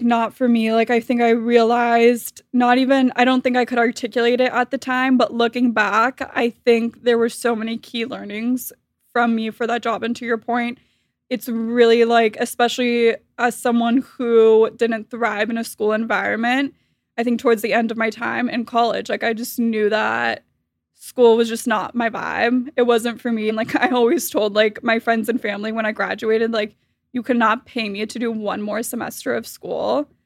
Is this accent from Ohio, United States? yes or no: no; Miami, Florida, United States; I was born and raised in Miami, Florida